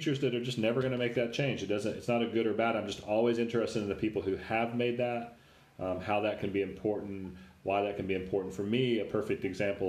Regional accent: Nashville, Tennessee, United States; I grew up in Nashville

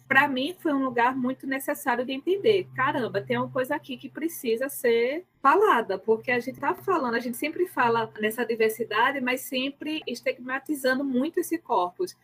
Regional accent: Recife, Pernambuco, Brazil; eu sou de Recife, Pernambuco.

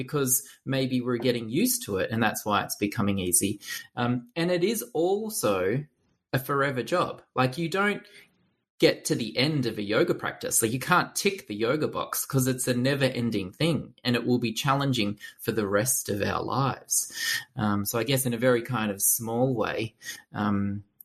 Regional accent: Narromine, New South Wales, Australia; I'm from Narromine, which is a small town in central west New South Wales.

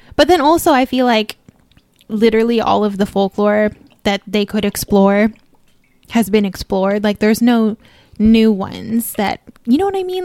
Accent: United States; I am like a true American born Filipina

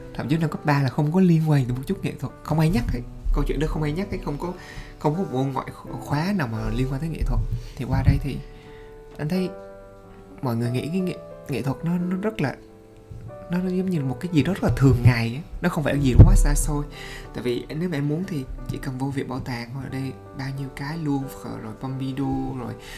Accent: Vietnam; now in France; hồi xưa mình từ Việt Nam qua

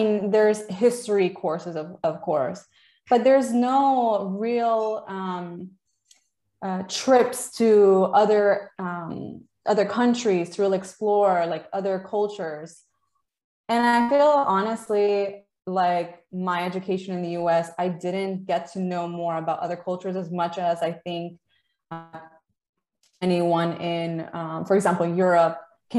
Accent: United States; as American

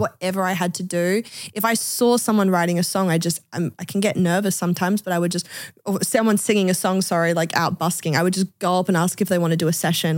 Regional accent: Adelaide, South Australia, Australia; I'm from Australia. I'm from Adelaide

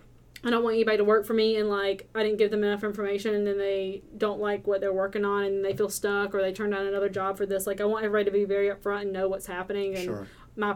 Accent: Southern, United States; accent: heavy Southern; My accent is apparently very heavy and Southern, which I can't hear it, but I get that a lot.

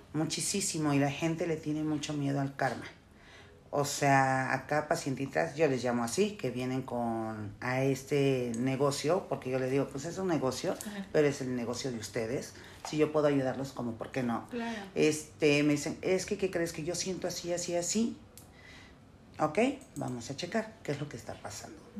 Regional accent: El Salvador; Yo soy salvadoreña

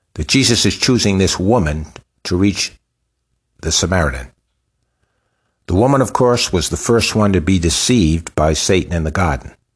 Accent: Rhode Island, United States; I grew up in Rhode Island.

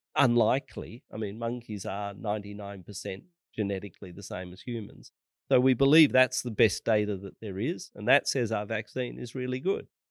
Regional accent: Australia; as an Australian

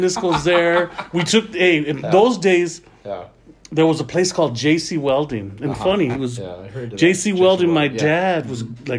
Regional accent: Los Angeles, California, United States; also born or lived in Sun Valley; We're from North Hollywood originally.

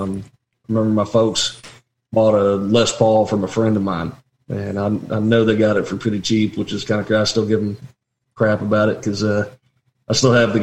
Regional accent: Asheville, North Carolina, United States; I grew up outside of Asheville, North Carolina, up in the mountains

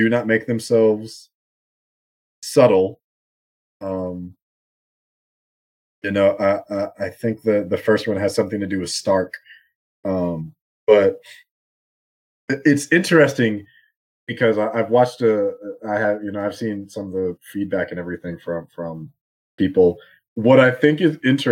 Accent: United States; being American

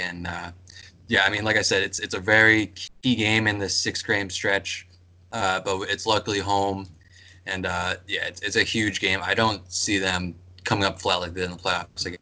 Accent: Massachusetts, United States; I'm from Massachusetts

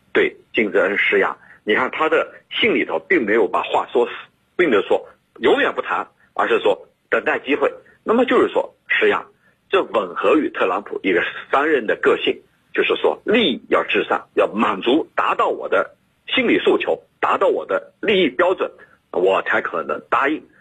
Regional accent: China; 只有我们中国人才有

